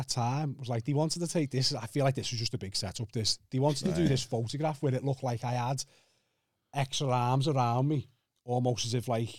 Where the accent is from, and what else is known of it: Kirkby, North West England, United Kingdom